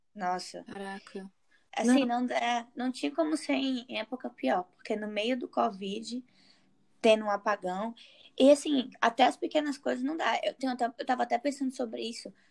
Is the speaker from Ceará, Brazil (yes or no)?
yes; Fortaleza, Ceará, Brazil; eu sou de, eu sou de Fortaleza